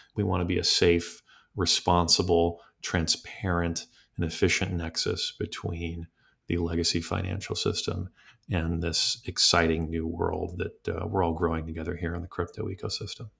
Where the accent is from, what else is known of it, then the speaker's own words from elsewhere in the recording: New York, United States; from within New York as a, as a New Yorker myself